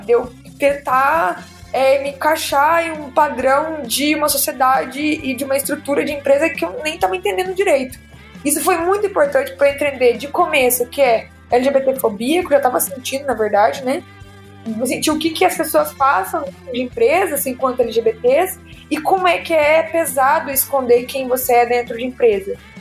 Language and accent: Portuguese; interior of Minas Gerais, Brazil; moved away as an adult; now in São Paulo, Brazil; Eu sou de Minas, do interior de Minas, e eu vim para São Paulo